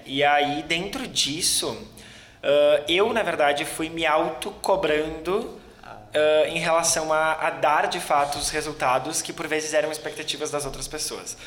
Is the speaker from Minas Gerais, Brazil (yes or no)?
no; Gaúcho, Rio Grande do Sul, Brazil; como um bom gaúcho, a gente é bastante bairrista